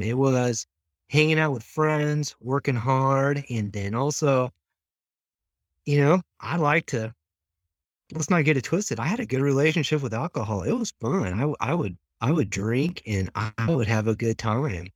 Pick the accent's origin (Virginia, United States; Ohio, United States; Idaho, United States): Idaho, United States; Moscow; also born or lived in Lewiston, Idaho; when we moved from Lewiston up into Moscow, that was sixth grade and junior high.